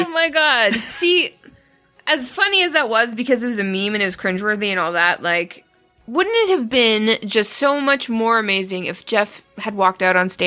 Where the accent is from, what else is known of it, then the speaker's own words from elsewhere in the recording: Canada; I, as a Canadian, I felt rude